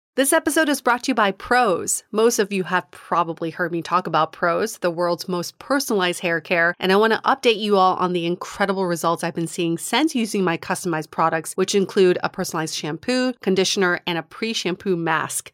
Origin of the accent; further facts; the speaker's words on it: Fort Collins, Colorado, United States; I'm from Fort Collins